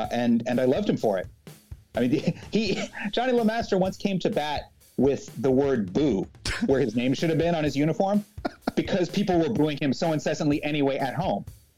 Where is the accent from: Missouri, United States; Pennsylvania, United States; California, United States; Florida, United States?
California, United States; Bay Area; I am a Bay Area kid in California.